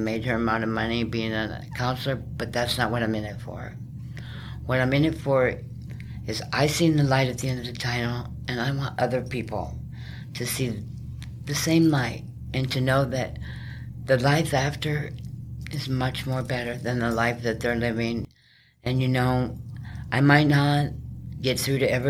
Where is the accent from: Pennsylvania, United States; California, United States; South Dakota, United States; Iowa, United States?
South Dakota, United States; moved away as an adult; also born or lived in New Mexico; I was raised on a farm in South Dakota almost my whole life until I turned like 18